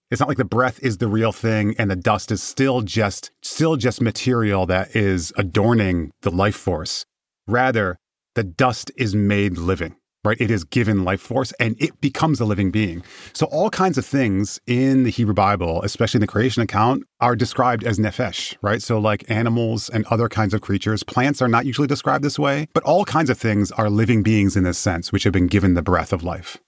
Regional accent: Michigan, United States; I'm from Michigan

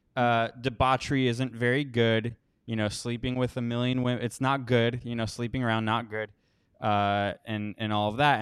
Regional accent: Miami, Florida, United States; now in Costa Rica; I grew up mostly in Miami.

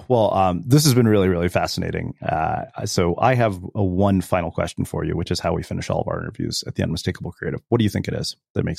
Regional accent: India; when we're Indian kids are, you know, well-versed in Hindu mythology, you know, the Mahabharata and Ramayana, the funny thing is that, you know, we learned all of that from reading comic books when we were kids.

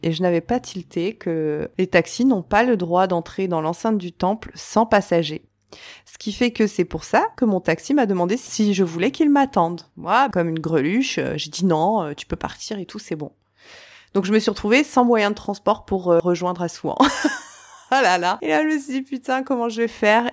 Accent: France; je suis née, j'ai grandi en France

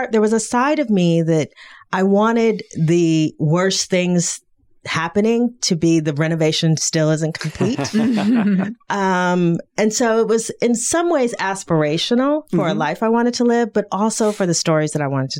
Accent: Detroit, Michigan, United States; I'm from Detroit, you know, which is you know, a black city

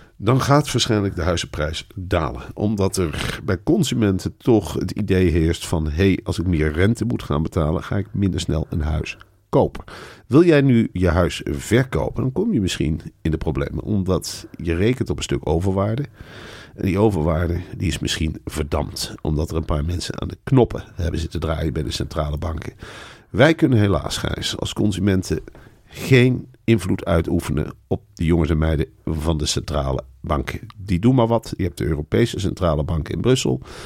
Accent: Netherlands; zijn wij Nederlanders

